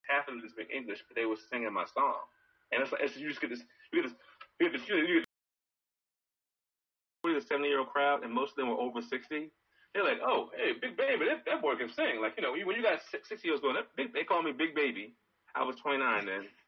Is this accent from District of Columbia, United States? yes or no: no; Baltimore, Maryland, United States; moved away as an adult; now in Takoma Park, United States; I am uh, currently living in Tacoma Park near DC, but I'm from Baltimore, Maryland. I've been there my entire life except for the last year.